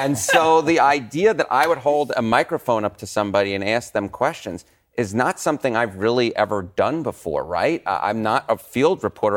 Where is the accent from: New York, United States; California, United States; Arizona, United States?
New York, United States; accent: thick New York; I have this thick New York accent